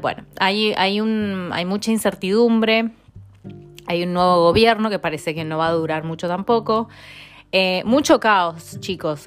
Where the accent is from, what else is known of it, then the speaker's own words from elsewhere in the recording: Mendoza, Argentina; moved away as an adult; also born or lived in Spain / Italy / Buenos Aires; now in London, United Kingdom; yo nací en Mendoza